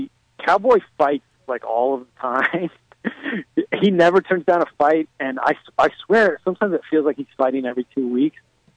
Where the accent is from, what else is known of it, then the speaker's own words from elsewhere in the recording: Denver, Colorado, United States; I'm from Denver originally.